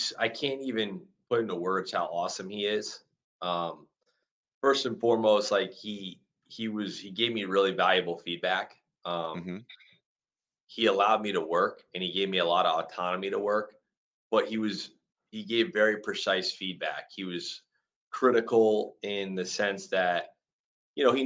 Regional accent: Manchester, New Hampshire, United States; moved away as an adult; also born or lived in Central Pennsylvania / Winston-Salem, North Carolina; I was born in Central PA, and then my dad's family, most of them are from, and still do to this day, live outside of Philadelphia. So they live in like Norristown, Lansdale, Methacton, Horsham, that area. When I was 8 years old, we moved to Manchester, New Hampshire. I went to high school there

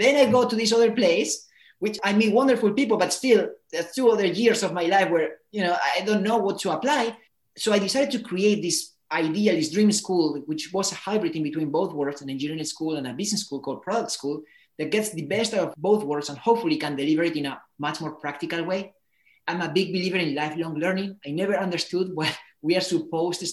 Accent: Spain; moved away as an adult; also born or lived in United States; I come from Spain. I decided to go to the States to study

